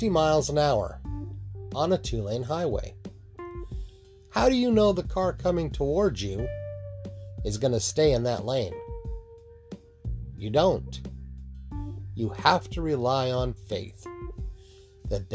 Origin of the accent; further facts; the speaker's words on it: Utah, United States; When I grew up in Utah